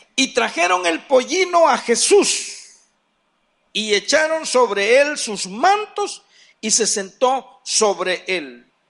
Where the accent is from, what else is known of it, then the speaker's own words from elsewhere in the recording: San Marcos, San Salvador, El Salvador; also born or lived in Ciudad Delgado; Un poquito más en San Marcos, pero yo nací en Ciudad del Delgado. Dicen que de ocho días me trajeron para acá